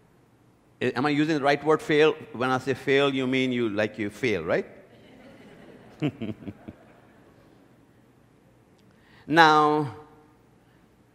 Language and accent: English; India; moved away; When I was growing up in India, I went to the best school.